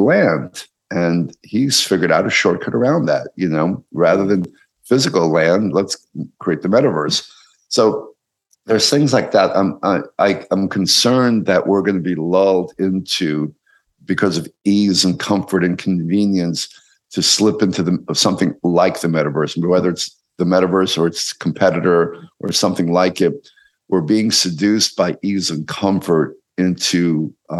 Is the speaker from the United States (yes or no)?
yes; New York, United States; I grew up in New York.